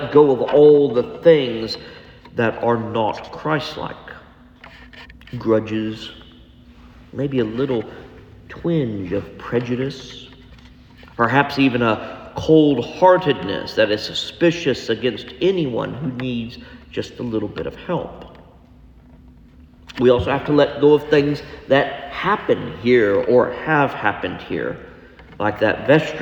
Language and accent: English; Texas, United States; because we're from Texas, y'all, or all y'all